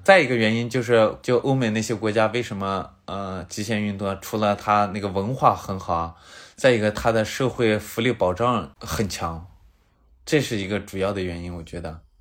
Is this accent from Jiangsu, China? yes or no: no; Linxia, Gansu, China; 甘肃临夏的